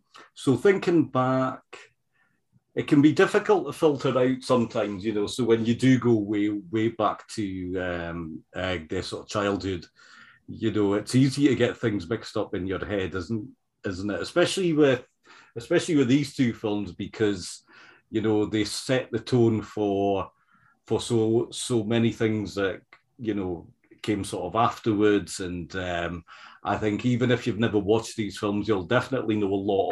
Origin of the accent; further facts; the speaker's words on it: United Kingdom; when growing up in the Britain in the 1970s and the 80s, it was still a their sort of tradition where these older films would be shown a lot.